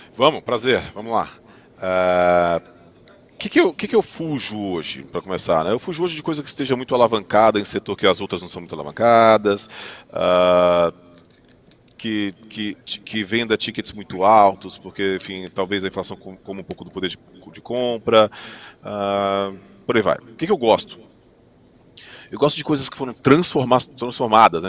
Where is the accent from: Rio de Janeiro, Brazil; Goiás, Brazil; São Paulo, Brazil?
Goiás, Brazil; Goiânia; eu sou de Goiânia